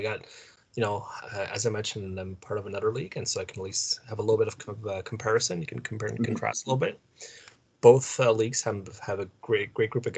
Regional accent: Ottawa, Ontario, Canada; I'm from Ottawa. I'm born in Ottawa and I live in Ottawa

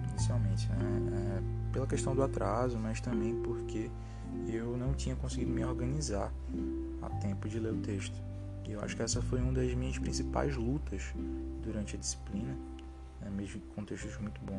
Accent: Recife, Pernambuco, Brazil; lá no meu bairro de origem, bairro de Afogados.

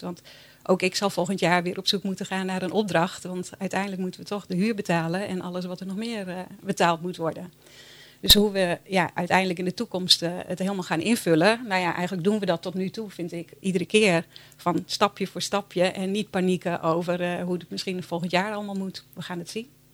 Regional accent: Bolsward, Friesland, Netherlands; also born or lived in Sneek / Tjerkwerd; ik ben eigenlijk opgegroeid in Bolswerd

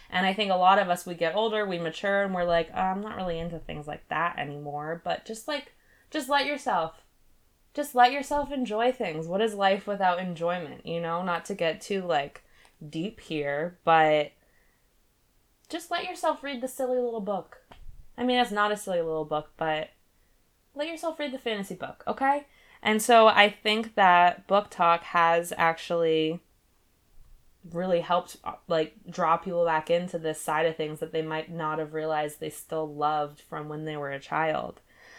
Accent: Maine, United States; also, we're from Maine, so I'm probably not going to go to Colorado for this specifically

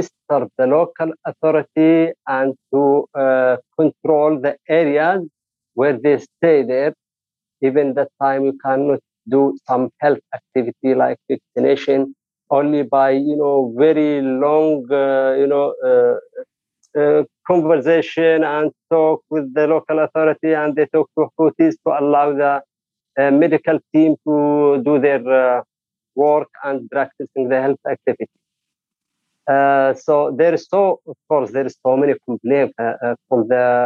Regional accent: Saada Governorate, Yemen; I am from Saada government, governorate.

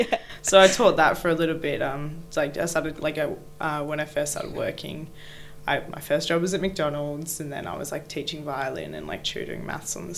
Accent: Gold Coast, Queensland, Australia; moved away as an adult; now in Perth, Australia; I'm from the Gold Coast. So I lived on the Gold Coast for 19 years and moved to Perth. Born and raised

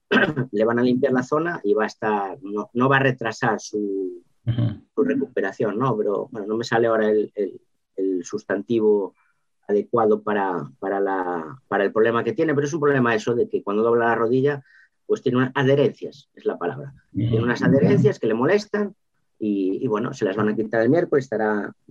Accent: Lugo, Galicia, Spain; pues es que vengo de Lugo, pero soy una apasionada del 3-1

